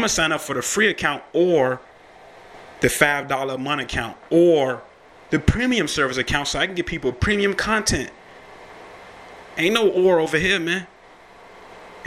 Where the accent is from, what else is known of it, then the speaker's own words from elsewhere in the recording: United States; also born or lived in Richmond, Virginia area; I'm American